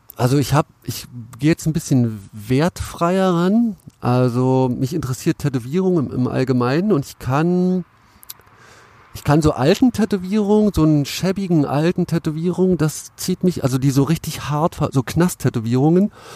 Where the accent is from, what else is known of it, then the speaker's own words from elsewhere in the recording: Cottbus, Brandenburg, Germany; moved away as an adult; also born or lived in Finsterwalde; now in Berlin, Germany; ich komme ja aus Cottbus